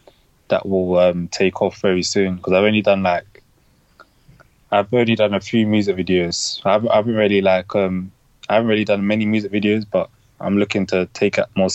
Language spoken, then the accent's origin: English; Lewisham, London, United Kingdom; I would say, yeah, my upbringing and my environment has kind of molded my style